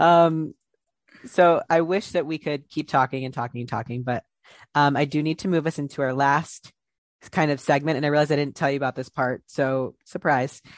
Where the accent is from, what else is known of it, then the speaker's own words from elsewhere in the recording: Ohio, United States; I'm from Ohio